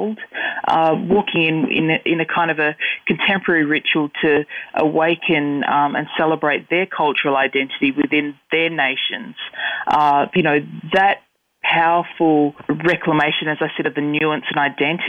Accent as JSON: {"language": "English", "country": "Australia", "said": "as we start to have agency of our voices as Aboriginal people"}